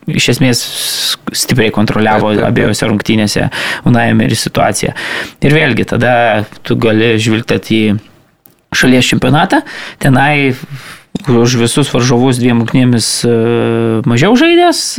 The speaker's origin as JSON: {"language": "Lithuanian", "country": "Lithuania", "said": "mes lietuviai"}